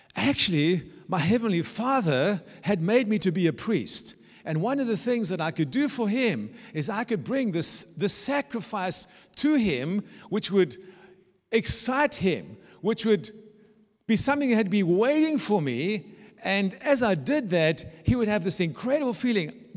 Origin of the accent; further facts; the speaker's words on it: South Africa; moved away as an adult; also born or lived in Germany; now in Dresden, Germany; I was brought up in South Africa